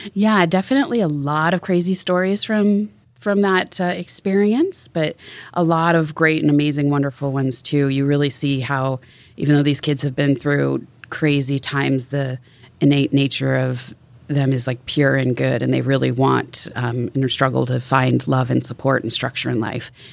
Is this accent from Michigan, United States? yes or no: no; Tacoma, Washington, United States; also born or lived in Seattle, Washington; I grew up in Tacoma, Washington